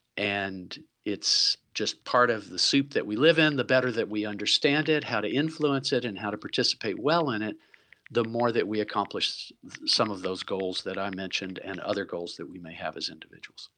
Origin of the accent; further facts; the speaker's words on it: Chattanooga, Tennessee, United States; now in Vancouver, Canada; I'm from Chattanooga, Tennessee originally